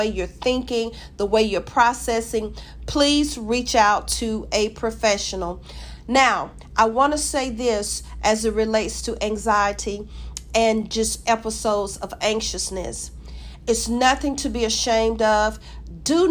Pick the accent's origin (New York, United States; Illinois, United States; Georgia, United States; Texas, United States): Georgia, United States; I'm from Georgia. I live in Georgia